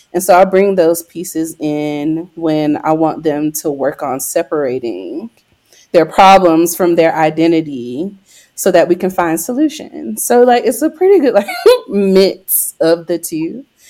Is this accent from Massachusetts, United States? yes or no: no; Greenville, North Carolina, United States; now in Denver, United States; I am from Greenville, North Carolina